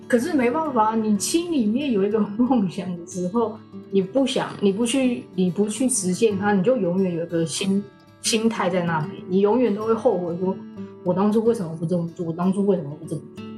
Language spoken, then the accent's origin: Chinese; Taipei, Taiwan; moved away as an adult; now in Toronto, Canada; 我也是台湾人，我是台北人。 然后我现在也在加拿大，在多伦多念书。我，我比较老了一点，我已经三十二岁。虽然我三十二岁，但是我还是学生